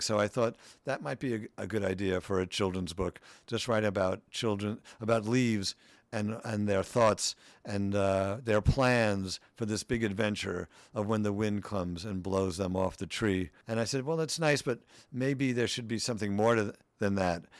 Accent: New York City, New York, United States; I grew up in Queens, middle class family

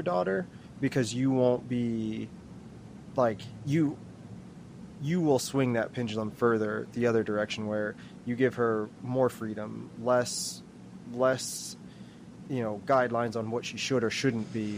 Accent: Maryland, United States; I grew up, ironically enough, I'm from Maryland

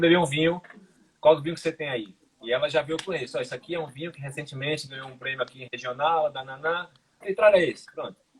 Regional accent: Brazil; moved away as an adult; also born or lived in Ireland; now in Portugal; Quando eu saí do Brasil

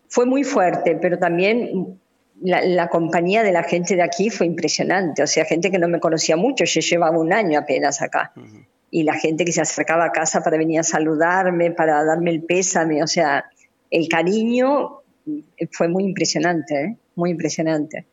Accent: Argentina; moved away; also born or lived in Democratic Republic of the Congo

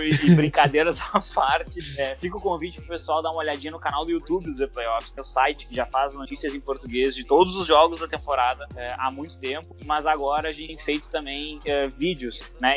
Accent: Porto Alegre, Rio Grande do Sul, Brazil; Eu sou de Porto Alegre, Rio Grande do Sul, e o Colorado fanático de criar dentro do Beira Rio

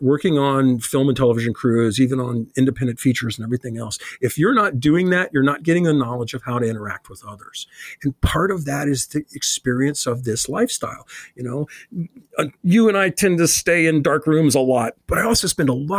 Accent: Chicago, Illinois, United States; when I grew up in Chicago

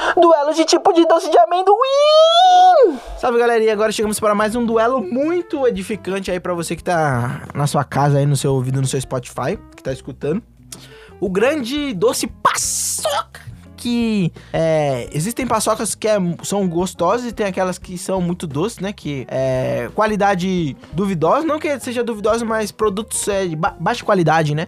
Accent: Brazil; somos brasileiros

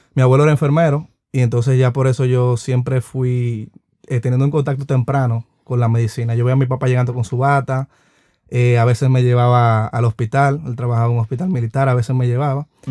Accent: Dominican Republic; uno como dominicano

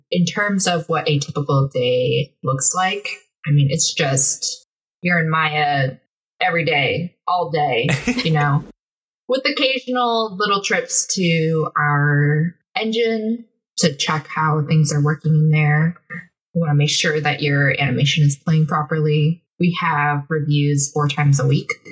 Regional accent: Seattle, Washington, United States; also born or lived in Seoul, South Korea / California; I was born in Seoul and then I grew up in Washington, Seattle area, city of rain.

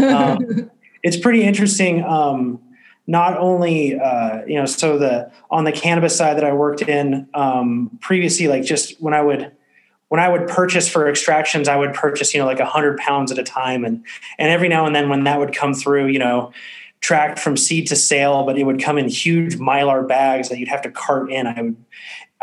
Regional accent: West Coast, United States; moved away as an adult; also born or lived in Paris, France; come back to my hometown

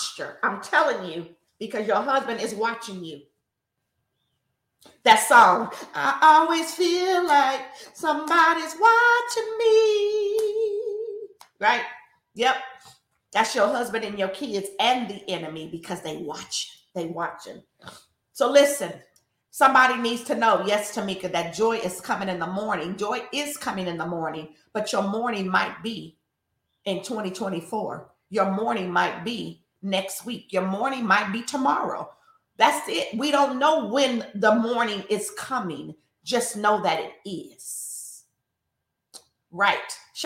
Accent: Richmond, United States; I grew up in Richmond, y'all. So I'm still real Richmond

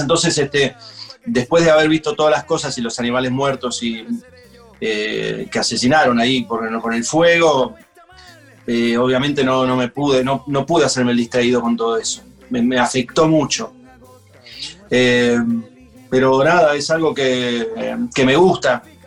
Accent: Funes, Santa Fe, Argentina; me crié en Funes

